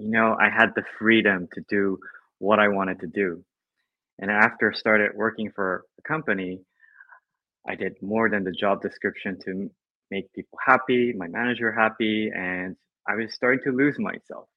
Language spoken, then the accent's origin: English; Japan; I grew up in Japan, in a Chinese family